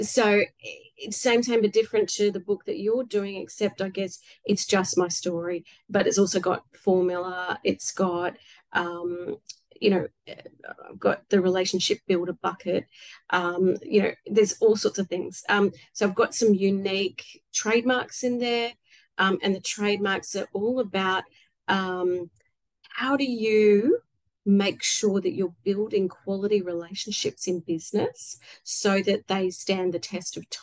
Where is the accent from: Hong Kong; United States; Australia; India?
Australia; I'm Australian.